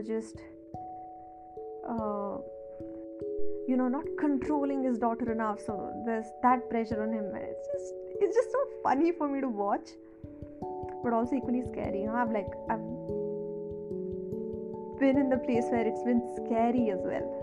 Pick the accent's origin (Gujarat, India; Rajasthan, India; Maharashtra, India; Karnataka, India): Karnataka, India; a small town near Mangalore; now in Bangalore, India; I stay in Bangalore, and I am originally from Mangalore, a small town near Mangalore